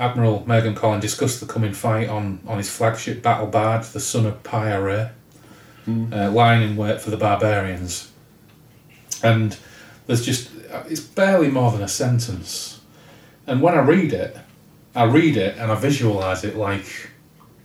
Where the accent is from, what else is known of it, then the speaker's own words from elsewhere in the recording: Hull, Yorkshire and the Humber, United Kingdom; we're from Hull. We barely speak English anyway